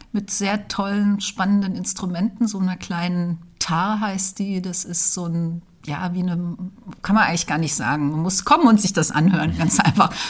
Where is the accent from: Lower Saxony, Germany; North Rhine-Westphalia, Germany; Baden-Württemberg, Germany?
Lower Saxony, Germany; Braunschweig; also born or lived in Dessau / Berlin; Ja, ich bin in Dessau geboren und dann aber aufgewachsen in Braunschweig und dann von Braunschweig aus direkt nach der Schule nach Berlin.